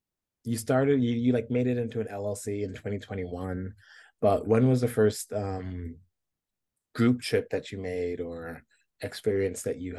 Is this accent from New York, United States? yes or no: yes; New York, United States; moved away; I'm originally from New York